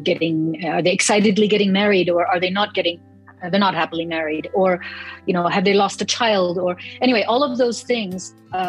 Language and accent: English; Germany; also born or lived in Toronto, Canada / New York / Rome; Well, I grew up in Germany and in Toronto, mostly. But I also lived in New York and in Rome